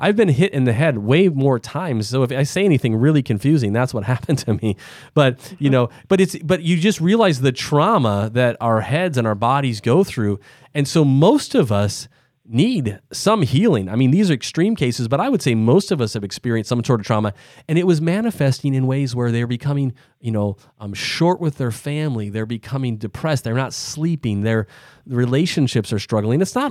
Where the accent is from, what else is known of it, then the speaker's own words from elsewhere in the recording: Midwest, United States; I'm from the Midwest, so you're not getting quite as big of an accent here